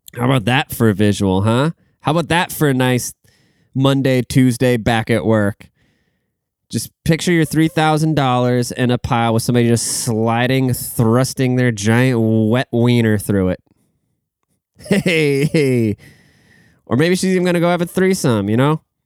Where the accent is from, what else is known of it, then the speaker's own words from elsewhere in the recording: Seattle, Washington, United States; I'm from the Seattle area